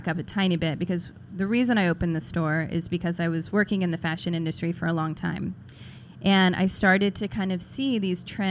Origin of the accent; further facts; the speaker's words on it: Stilwell, Kansas, United States; also born or lived in Seattle; now in New York, United States; I'm originally from Kansas, a town called Stillwell, which is outside of Overland Park.